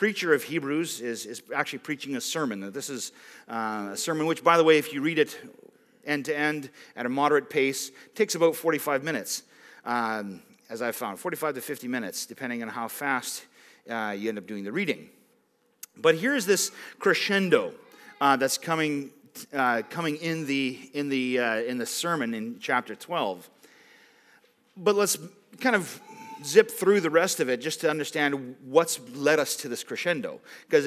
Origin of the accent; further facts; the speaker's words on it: Roseisle, Manitoba, Canada; I grew up in Rose Isle, like just over there